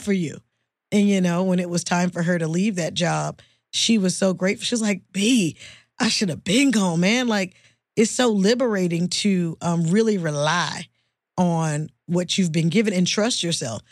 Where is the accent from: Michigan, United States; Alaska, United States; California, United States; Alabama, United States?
California, United States; Oakland; moved away as an adult; also born or lived in Los Angeles, California; I'm from the Bay Area, Oakland, California